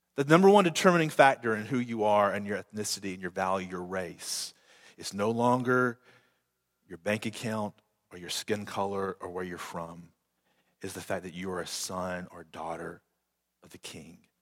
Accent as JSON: {"language": "English", "country": "United States", "said": "I'm still American, but before I'm an American, I'm a child and a citizen of the kingdom of heaven"}